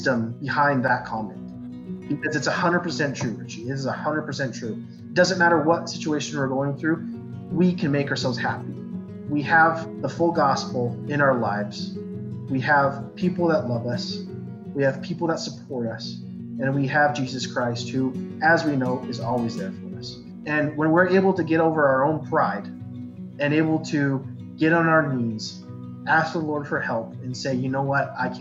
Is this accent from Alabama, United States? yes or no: no; Riverton, Utah, United States; also born or lived in Pocatello, Idaho / Salt Lake City, Utah; born in Pocatello, Idaho, moved to Salt Lake City when I was 5 or 6. Then after that, I grew up in Riverton for pretty much my entire life